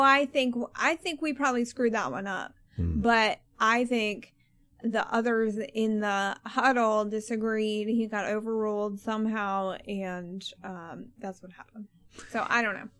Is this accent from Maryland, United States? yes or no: yes; Maryland, United States; I grew up in Maryland